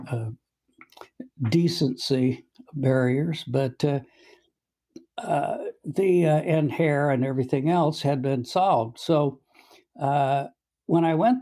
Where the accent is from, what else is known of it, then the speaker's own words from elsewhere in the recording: Quincy, Illinois, United States; I'm from Quincy, Illinois